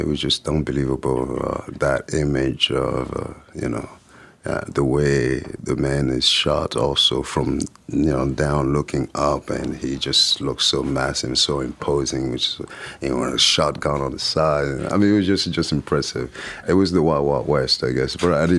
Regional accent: France; also born or lived in Lyon; growing up in France and thinking that I knew better.

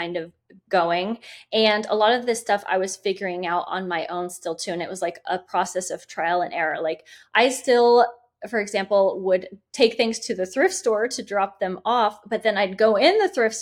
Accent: Indiana, United States; when we moved back to Indiana, which is my home state

